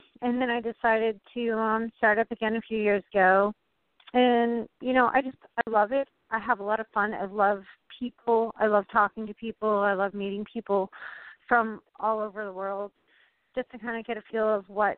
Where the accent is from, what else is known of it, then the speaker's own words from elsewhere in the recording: Vermont, United States; I'm from Vermont.